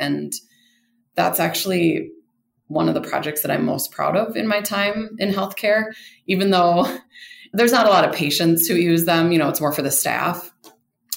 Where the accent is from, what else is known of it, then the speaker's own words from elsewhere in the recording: Rochester, Minnesota, United States; moved away as an adult; now in Denver, United States; I grew up in Rochester, Minnesota